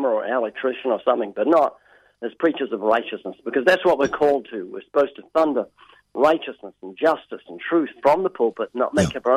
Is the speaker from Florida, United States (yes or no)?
no; Texas, United States; Now, this, I'm actually from Texas. I fake this just to get people to listen.